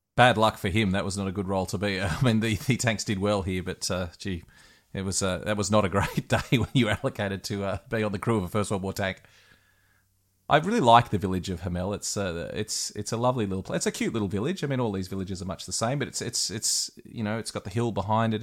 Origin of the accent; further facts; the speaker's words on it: Australia; I'm an Aussie